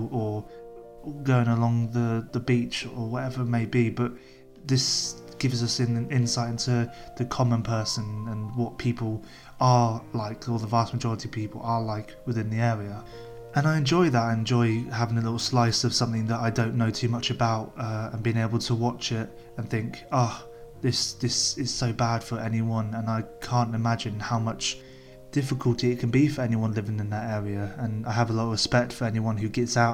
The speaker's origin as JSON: {"language": "English", "region": "England", "country": "United Kingdom", "said": "as an English white male living in England"}